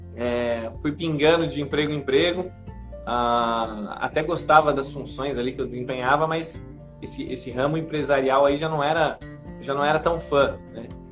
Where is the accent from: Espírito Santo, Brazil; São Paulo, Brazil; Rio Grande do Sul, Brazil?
São Paulo, Brazil; São José dos Campos; moved away as an adult; also born or lived in Rio de Janeiro; now in Santarém, Brazil; Hoje eu moro aqui em Santarém, no Pará. Ah, mas eu sou natural de São Paulo, né? De São José dos Campos.